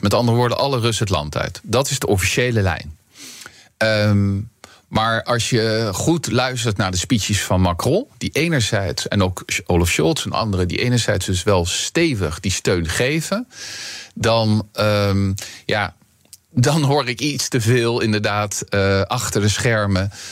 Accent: Netherlands; onze Calvinistische inslag als Nederlanders

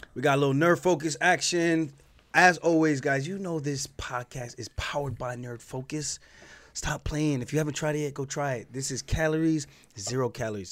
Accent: Long Island, New York, United States; I'm from Long Island

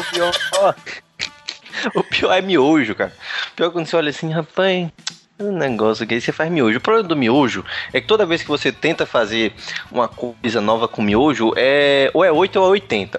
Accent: Northeast Brazil, Brazil; eu também sou nordestino

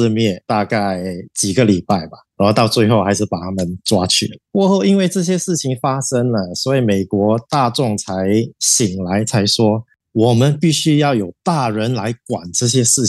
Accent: Singapore; 我也是在这边长大的，东南亚都是有变性人的，从小到大也有接触过几个，我们就很平等的对待你。

